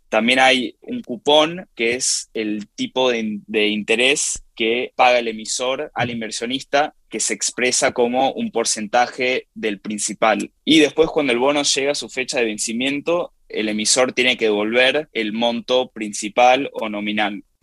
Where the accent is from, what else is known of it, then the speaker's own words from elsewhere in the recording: Argentina; now in New York, United States; en mi país de nacimiento, Argentina